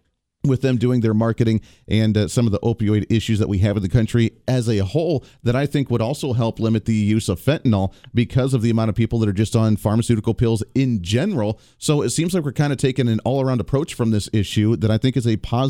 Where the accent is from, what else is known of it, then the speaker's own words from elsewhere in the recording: Kansas, United States; I'm hailing from Kansas with my flagship radio station right now, we've seen some of the largest fentanyl busts in the country right here in Kansas and in Oklahoma